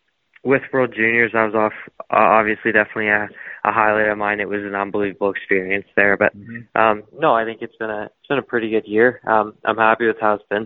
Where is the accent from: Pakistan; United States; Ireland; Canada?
Canada; Toronto, Ontario; I'm from Toronto, Ontario. I've lived there my whole life.